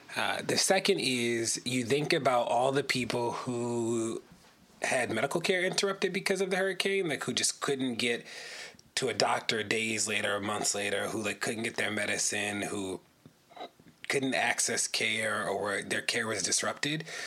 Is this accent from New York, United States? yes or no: no; Baltimore, Maryland, United States; I live in Baltimore. I'm from Baltimore